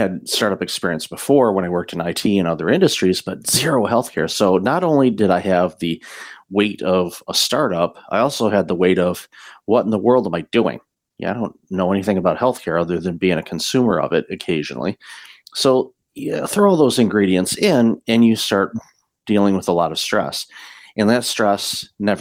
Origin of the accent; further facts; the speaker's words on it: Detroit, Michigan, United States; moved away as an adult; also born or lived in Windsor, Ontario, Canada; now in Canada; I'm originally from the Detroit area and immigrated with my former wife back in 2004